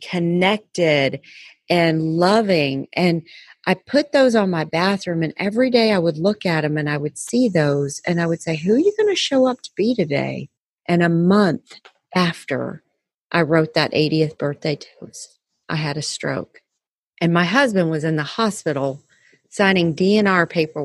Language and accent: English; Texas, United States; I'm still a Texan